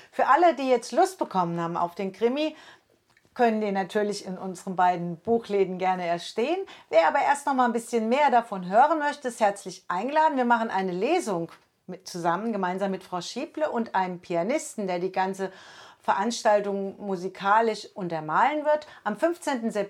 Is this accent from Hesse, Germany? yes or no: yes; Hesse, Germany; Ich komme ja auch aus Hessen und ich bin zugezogen.